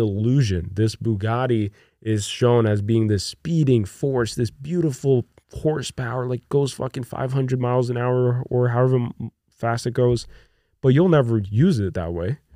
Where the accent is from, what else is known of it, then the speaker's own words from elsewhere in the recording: Brazil; moved away; I grew up in Brazil, which is a third world country.